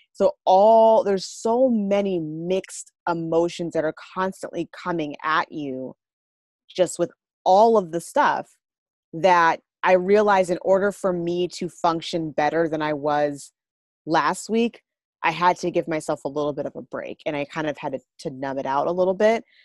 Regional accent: Minneapolis, Minnesota, United States; I'm from Minneapolis.

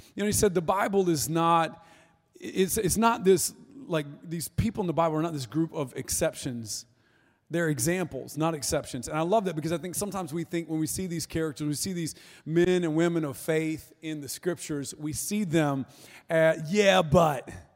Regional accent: North Florida, United States; I'm from North Florida, which is you know like South Georgia masquerading as Florida

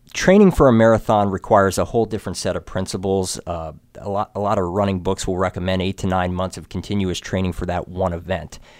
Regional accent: Frederick, Maryland, United States; Born and raised in Frederick, Maryland.

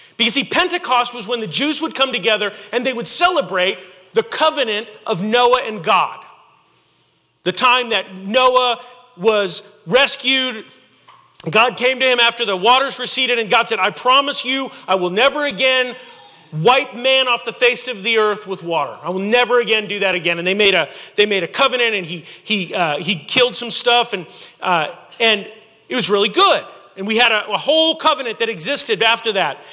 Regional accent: Houston, Texas, United States; also born or lived in Rosenberg, Texas; I grew up in Houston

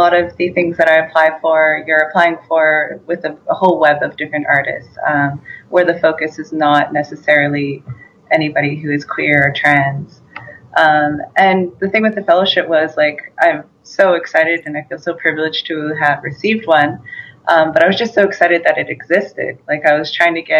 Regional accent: British Columbia, Canada; I'm from the Kariobotat Nation, which is a part of the Lake Babi Nation up north in BC.

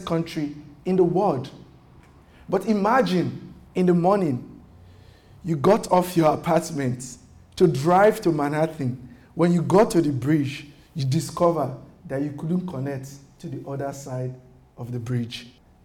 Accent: Nigeria; moved away as an adult; now in United States; I am fleeing from Nigeria

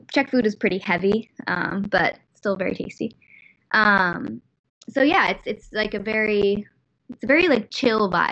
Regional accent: United States; moved away as an adult; as an American, you know, where we talk to strangers on the street and we smile naturally

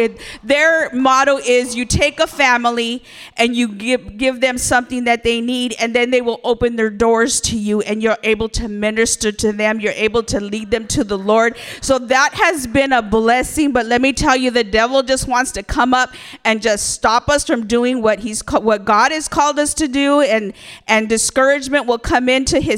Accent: Buena Park, California, United States; now in Bakersfield, United States; we were raised in Buena Park

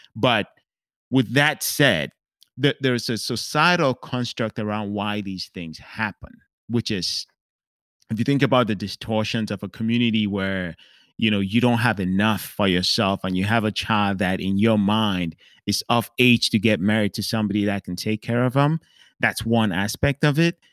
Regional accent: Cameroon; growing up in Cameroon

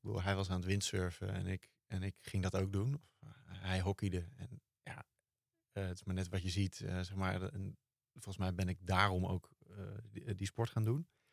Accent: Driebergen, Utrecht, Netherlands; ik ben opgegroeid in Driebergen.

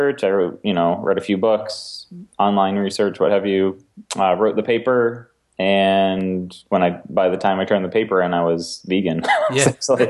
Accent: Maine, United States; I grew up in Maine

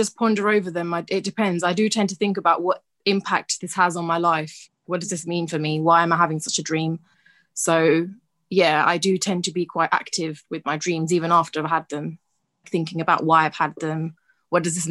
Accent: London, United Kingdom; I was born in London, been living here pretty much all my life

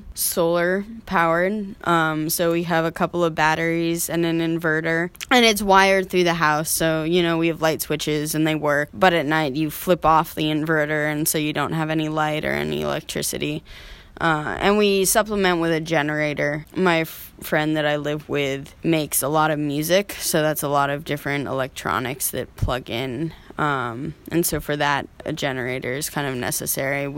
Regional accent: Alaska, United States; moved away; I was born and raised in Alaska, out in the swamp.

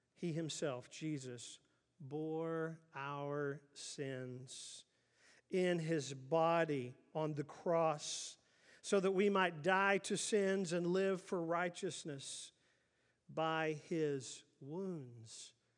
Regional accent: Oklahoma City, Oklahoma, United States; growing up in Oklahoma City

